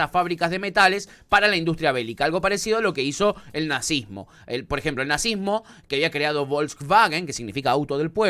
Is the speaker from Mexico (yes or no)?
no; Argentina; Somos argentinos, pero somos boludos.